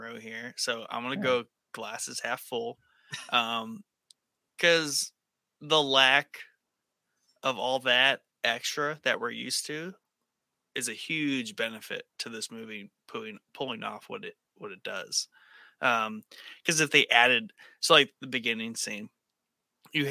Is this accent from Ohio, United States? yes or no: yes; Ohio, United States; I'm from Ohio.